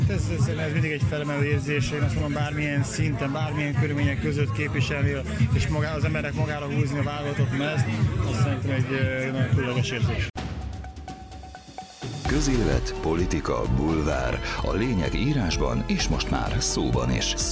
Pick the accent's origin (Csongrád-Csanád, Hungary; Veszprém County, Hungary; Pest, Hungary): Pest, Hungary; Tápiószentmárton; also born or lived in Szeged; Szegedi születésű vagyok, Tápió Szemártoni vagyok, úgyhogy Mucsányi Marcival együtt nőttem fel.